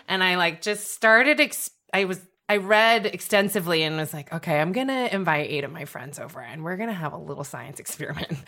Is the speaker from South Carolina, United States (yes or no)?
no; San Francisco Bay Area, California, United States; moved away as an adult; also born or lived in Philadelphia; now in New York, United States; I'm from the San Francisco Bay Area